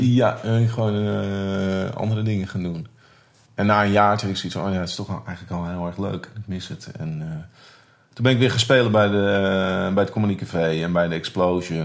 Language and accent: Dutch; Muiden, North Holland, Netherlands; ik kom uit de Muiden